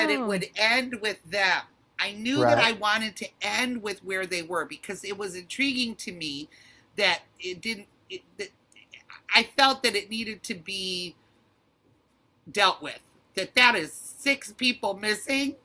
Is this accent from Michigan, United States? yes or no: yes; Detroit, Michigan, United States; moved away as an adult; now in Los Angeles, United States; I'm from Detroit, and I was raised in Detroit proper, and I am such a city girl for that reason